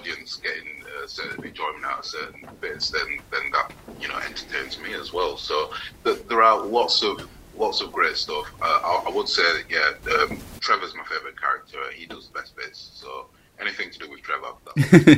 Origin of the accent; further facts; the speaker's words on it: Yorkshire and the Humber, United Kingdom; moved away; also born or lived in Birmingham; I'm from Yorkshire originally